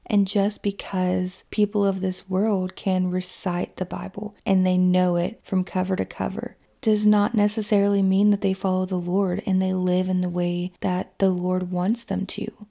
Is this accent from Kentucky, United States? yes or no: yes; Kentucky, United States; my hometown in Kentucky